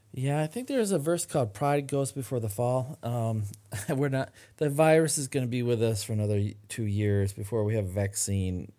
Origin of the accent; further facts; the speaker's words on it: Midland, Michigan, United States; my hometown of Midland, Michigan